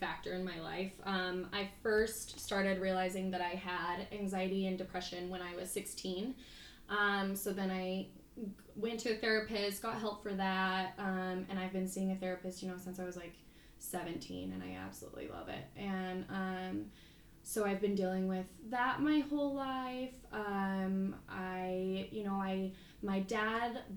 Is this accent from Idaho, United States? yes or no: yes; Pocatello, Idaho, United States; I have been born and raised in Pocatello, Idaho, so from here